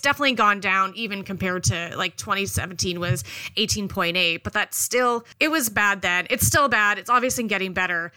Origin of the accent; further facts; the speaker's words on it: Canada; I am a Canadian